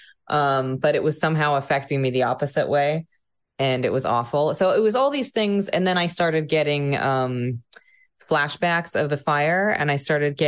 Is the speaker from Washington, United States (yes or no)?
yes; Sequim, Washington, United States; I'm from Washington State, on the west coast of the US, the peninsula. It's a tiny town called Squim.